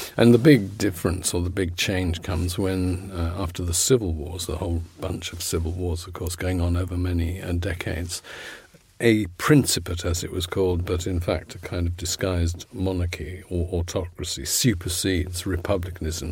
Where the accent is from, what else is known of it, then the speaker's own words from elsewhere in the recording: London, United Kingdom; I come from Putney and the church, Saint Mary's on Putney Bridge, is still there